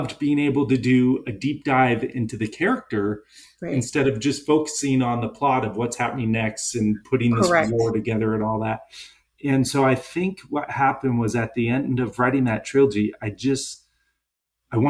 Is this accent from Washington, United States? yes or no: yes; Seattle, Washington, United States; I'm from Seattle